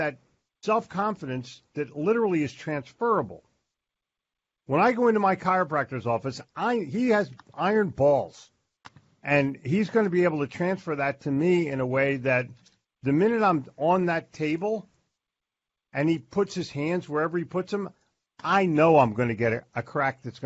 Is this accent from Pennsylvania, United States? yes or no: yes; Philadelphia, Pennsylvania, United States; moved away; also born or lived in New Jersey / Florida; I grew up in Philadelphia